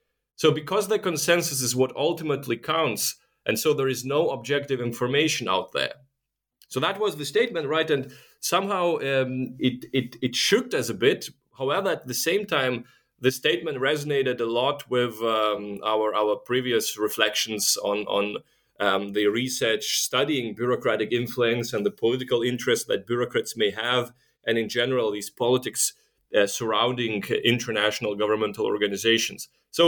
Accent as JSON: {"language": "English", "country": "Lithuania", "second_language": "English", "lives_now": "Germany", "said": "I'm actually originally from Lithuania, where the complicated name comes from, but I've been living for the past 10 years in Germany."}